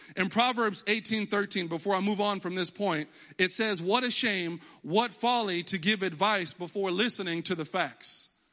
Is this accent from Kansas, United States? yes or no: no; Texas, United States; moved away as an adult; now in Connecticut, United States; I was always in Texas. I was born in Texas. That's why I'm a diehard Cowboys fan, 'cause I'm from Texas.